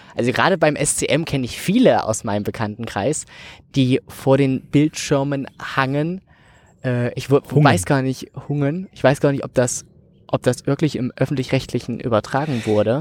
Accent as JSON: {"language": "German", "region": "Saxony-Anhalt", "country": "Germany", "said": "bei uns in Sachsen-Anhalt"}